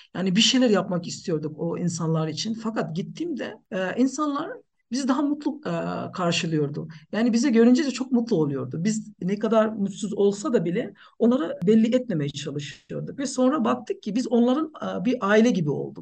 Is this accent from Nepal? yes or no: yes; Nepal; Turkish is a second language; moved away as an adult; also born or lived in Turkey; now in Ankara, Turkey; Aslen Nepalliyim ee, ama yaklaşık 10 yıldır ee, Türkiye'de yaşıyorum